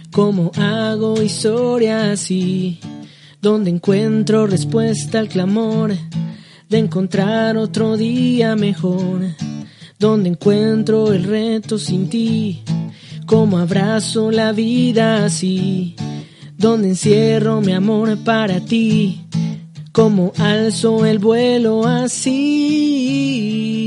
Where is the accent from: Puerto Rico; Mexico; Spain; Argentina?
Puerto Rico; Oye, hermano, que somos de Puerto Rico.